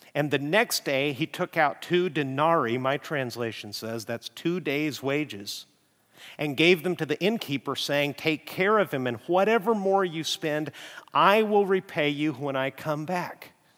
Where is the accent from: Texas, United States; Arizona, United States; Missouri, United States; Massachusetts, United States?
Texas, United States; Amarillo; moved away; My hometown is Amarillo